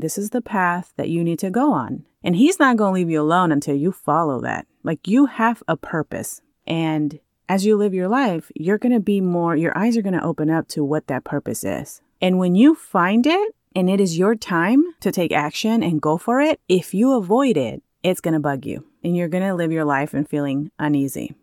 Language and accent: English; California, United States; moved away as an adult; now in Maui, United States; I grew up in California and literally lived just within the cities next to each other every time I moved